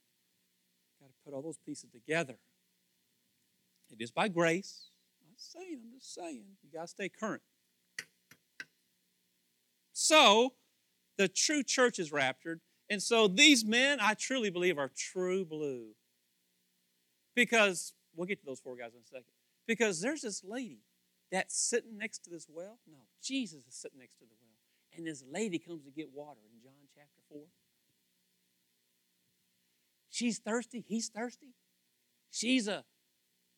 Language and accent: English; Kentucky, United States; I'm from Kentucky